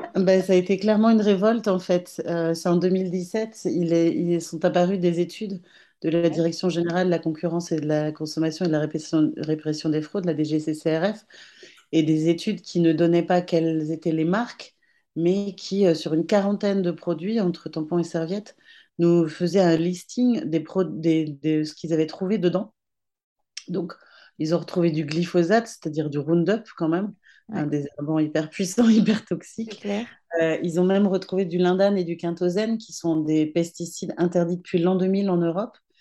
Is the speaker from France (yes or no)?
yes; Brittany, France; je suis une petite bretonne